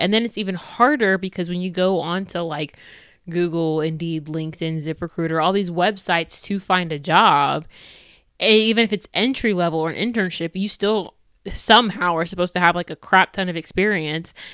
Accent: United States; I'm black, I'm American, I'm Christian

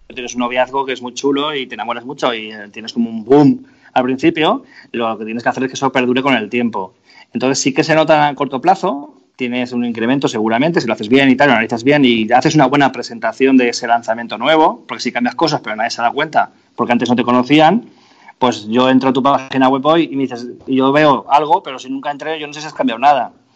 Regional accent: Spain; todos los españoles tenemos una empresa eléctrica en casa

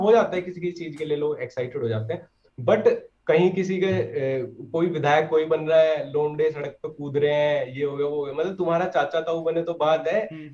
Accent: Sisauli, Uttar Pradesh, India; मैं सिसोली से ही हूँ

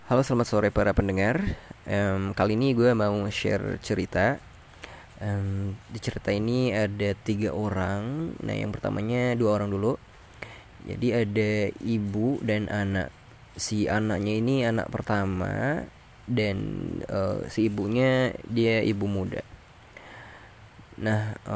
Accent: Tasikmalaya, West Java, Indonesia; Gue berasal dari West Java, especially from Tasikmalaya.

